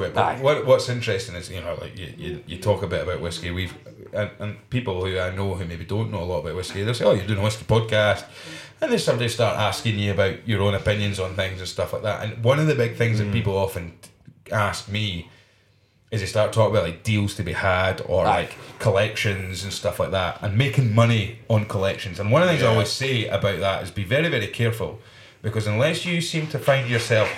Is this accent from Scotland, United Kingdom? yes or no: yes; Scotland, United Kingdom; as a Scotsman travelling in your own country